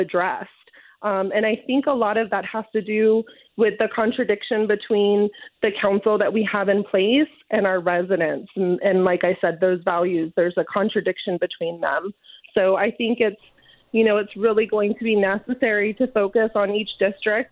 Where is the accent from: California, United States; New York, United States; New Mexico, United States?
California, United States; Indio; I'm from Indio. I went to school here from kindergarten through 12th grade